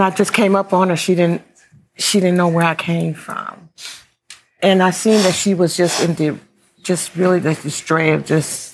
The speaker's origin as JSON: {"language": "English", "town": "Atlanta", "region": "Georgia", "country": "United States", "said": "I'm from Atlanta"}